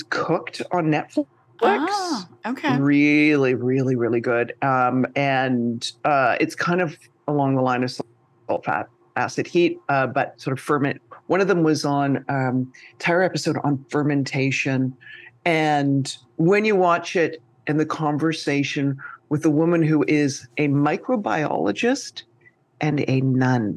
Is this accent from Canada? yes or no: yes; Canada; now in New York, United States; I'm Canadian and I live in New York